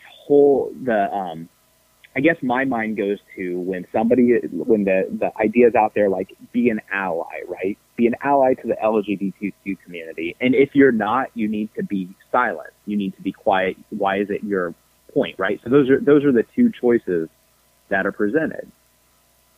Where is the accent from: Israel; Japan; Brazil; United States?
United States; Tampa, Florida; I grew up in Tampa, Florida